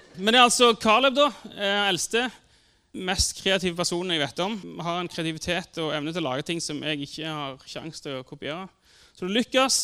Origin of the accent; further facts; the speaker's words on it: Sandnes, Rogaland, Norway; Jeg vokste opp på Gandal.